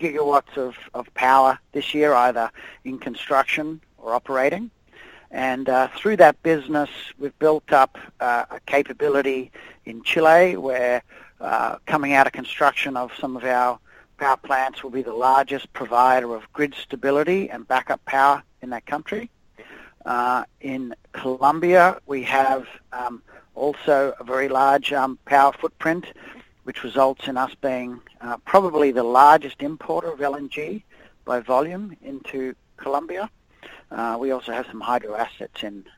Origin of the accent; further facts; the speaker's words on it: Australia; accent: Australian; moved away as an adult; now in United States; My Australian accent probably gives it away. I'm originally from Australia